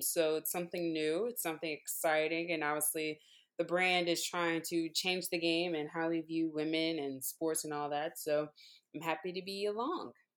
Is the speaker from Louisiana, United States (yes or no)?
yes; Baton Rouge, Louisiana, United States; moved away; also born or lived in New Orleans, Louisiana; I am originally from Baton Rouge, Louisiana, um, super football world, um, country